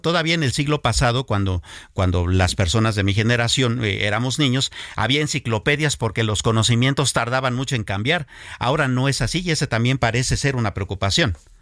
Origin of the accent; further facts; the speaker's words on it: Mexico; cosas que nos impactan a nosotros todos como mexicanos